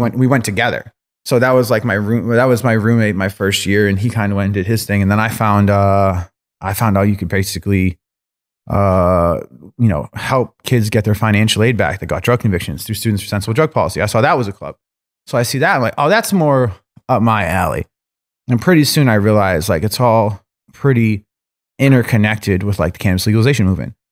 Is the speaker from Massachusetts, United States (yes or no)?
yes; Lynn, Massachusetts, United States; I grew up on the North Shore of Boston in Lynn